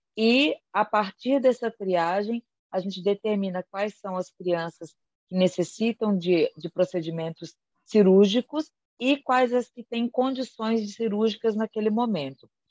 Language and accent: Portuguese; Rio de Janeiro, Brazil; moved away as an adult; also born or lived in São Paulo state; now in Londrina, Brazil; eu nasci no estado do Rio de Janeiro, né? Então eu sou fluminense, na verdade, e fiz faculdade é, no estado do Rio, em Volta Redonda